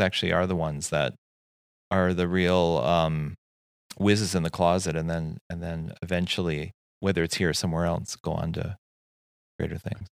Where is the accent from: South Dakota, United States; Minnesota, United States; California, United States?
Minnesota, United States; Saint Paul; moved away as an adult; also born or lived in New York City; growing up in Saint Paul, I always had eyes on Minneapolis and then, of course, New York City